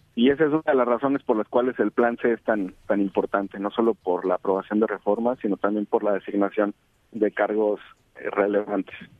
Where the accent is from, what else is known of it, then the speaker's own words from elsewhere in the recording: Jalisco, Mexico; Yo soy de Jalisco